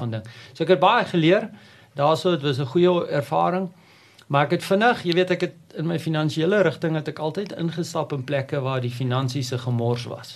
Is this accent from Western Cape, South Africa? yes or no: no; Prieska, Northern Cape, South Africa; moved away; ek word het op die platteland groot geword, 'n amazing plek, ehm, 'n um, dorpie al langs die Oranje rivier Prieska in die Noord-Kaap